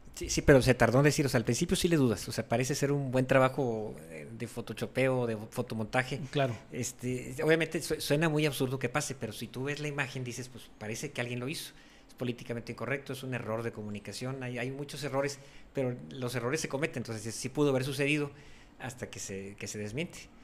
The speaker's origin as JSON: {"language": "Spanish", "country": "Mexico", "said": "así somos los mexicanos"}